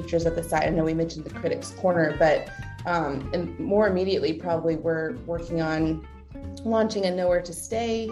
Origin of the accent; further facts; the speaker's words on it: South Carolina, United States; also born or lived in Nashville / Jacksonville; now in Roanoke, United States; We're both originally from South Carolina